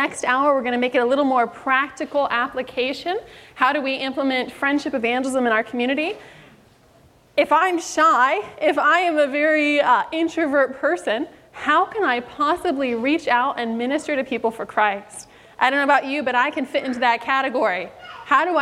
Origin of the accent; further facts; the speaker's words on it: Sacramento, California, United States; I am from Sacramento, California area, born, raised, and stuck